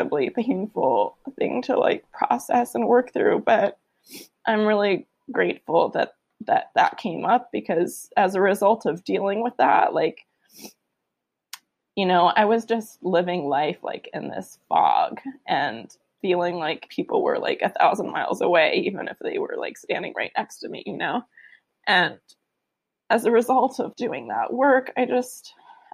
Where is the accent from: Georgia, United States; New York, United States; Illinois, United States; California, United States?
California, United States; San Francisco; I grew up in San Francisco